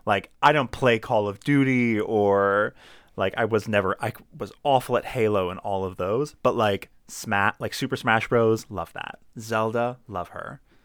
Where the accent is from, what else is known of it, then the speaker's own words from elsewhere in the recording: Laurel, Maryland, United States; moved away; also born or lived in Howard County, Maryland; I'm not actually from Baltimore, I'm from Laurel